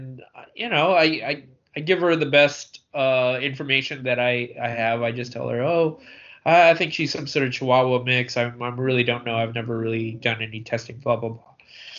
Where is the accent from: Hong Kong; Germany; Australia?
Hong Kong; born there; well, I was born in Hong Kong, and that's kind of where I stop my part of the conversation.